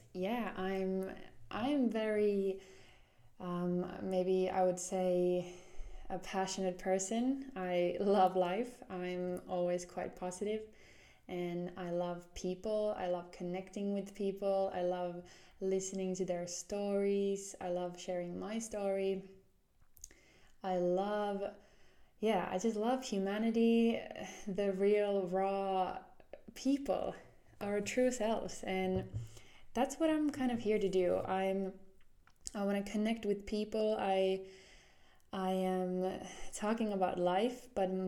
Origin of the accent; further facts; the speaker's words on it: Jyväskylä, Central Finland, Finland; moved away as an adult; now in Helsinki, Finland; I am 24-year-old living in Helsinki, Finland, and I am from Jyväskylä, Finland.